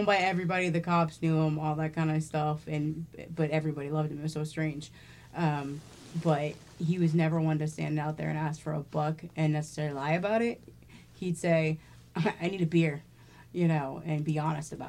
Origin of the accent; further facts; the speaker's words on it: Portland, Oregon, United States; growing up in Portland